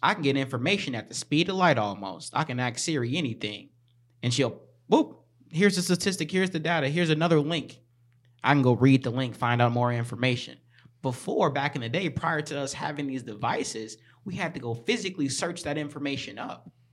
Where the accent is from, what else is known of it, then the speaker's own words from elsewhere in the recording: Chicago, Illinois, United States; moved away; I was born in Chicago, lived there for half my life, and then moved here for the rest of the, the half